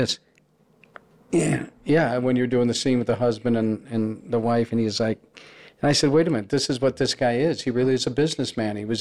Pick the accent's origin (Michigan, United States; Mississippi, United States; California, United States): California, United States; Los Angeles; I was born in Hollywood. I grew up in Los Angeles